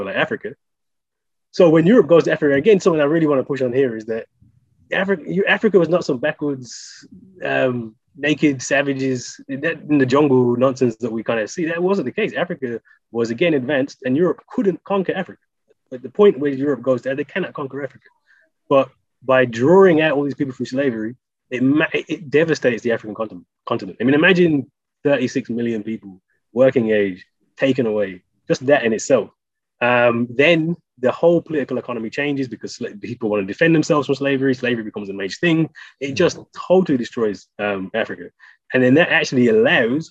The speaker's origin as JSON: {"language": "English", "town": "Birmingham", "region": "West Midlands", "country": "United Kingdom", "said": "I'm from Birmingham"}